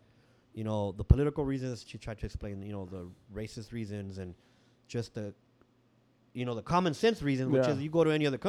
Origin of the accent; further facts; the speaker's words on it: San Diego, California, United States; also born or lived in Tijuana, Mexico; I was born here in San Diego, and we did live in TJ for a little bit, for a couple years. But then we came back, and I think it was like 76 or so, and lived on 32nd and Martin, which is in Logan Heights.